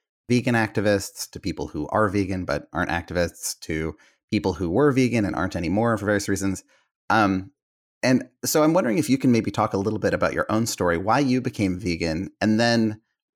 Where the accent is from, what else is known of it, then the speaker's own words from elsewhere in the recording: Bay Area, Northern California, United States; I grew up in the Bay Area of Northern California